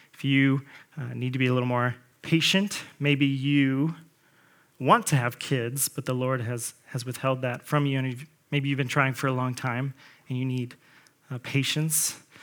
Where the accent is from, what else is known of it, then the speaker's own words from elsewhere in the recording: Colts territory, Indiana, United States; I grew up in Colts territory